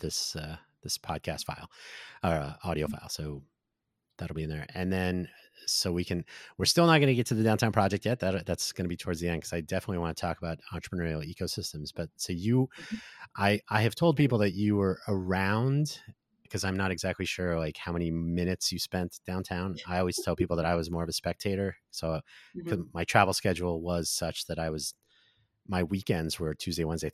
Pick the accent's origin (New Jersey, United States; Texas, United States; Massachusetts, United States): New Jersey, United States; also born or lived in Silicon Valley, California; now in Las Vegas, United States; I am from New Jersey, but I did live in Silicon Valley.